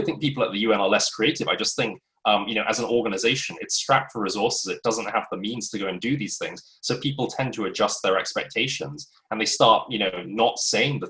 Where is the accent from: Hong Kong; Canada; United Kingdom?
United Kingdom; London; moved away as an adult; also born or lived in United States; back to London, my hometown